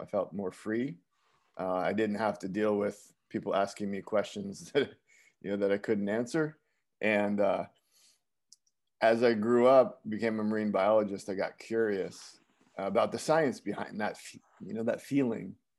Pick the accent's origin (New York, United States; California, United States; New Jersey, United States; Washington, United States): New Jersey, United States; Bergen County; moved away; also born or lived in Westwood, New Jersey / Woodcliff Lake, New Jersey / Midwest; I grew up in Bergen County, New Jersey